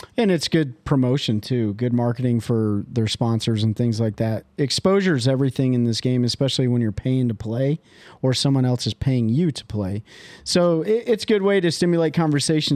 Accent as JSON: {"language": "English", "region": "Michigan", "country": "United States", "said": "I'm from Michigan"}